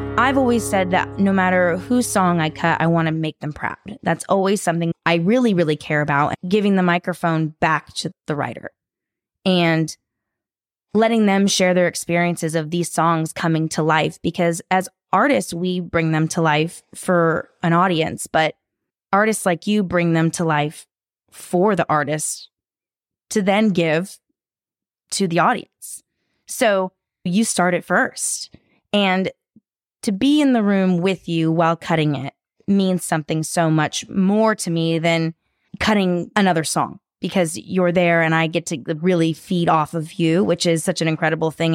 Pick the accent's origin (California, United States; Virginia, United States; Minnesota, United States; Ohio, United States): California, United States; Sacramento; now in Nashville, United States; I grew up in Sacramento, California